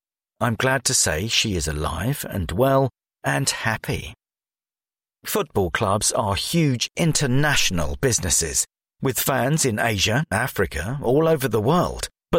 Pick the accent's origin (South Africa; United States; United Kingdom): United Kingdom; Hackney, London; I was born in Westminster, grew up in Hackney and was a rabbi in Stoke Newington.